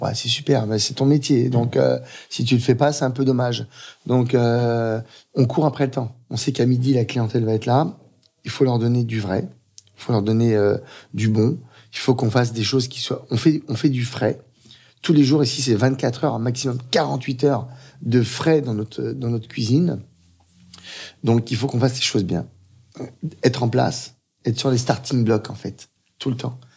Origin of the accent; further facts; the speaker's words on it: Aubervilliers, Île-de-France, France; j'ai grandi à Aubervilliers pendant 14 ans